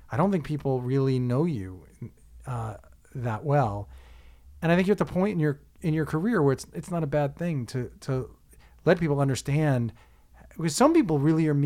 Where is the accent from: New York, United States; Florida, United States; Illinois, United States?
New York, United States; Buffalo; moved away as an adult; also born or lived in England / Canada; I grew up in Buffalo, New York.